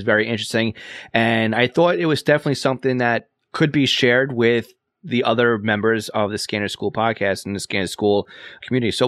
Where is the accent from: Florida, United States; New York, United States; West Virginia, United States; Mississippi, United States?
New York, United States; accent: New York; my New York accent